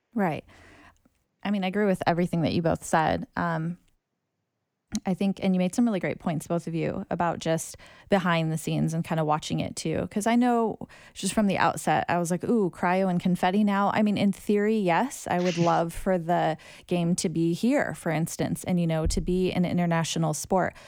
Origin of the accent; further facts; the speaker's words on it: United States; accent: American; I'm Asian American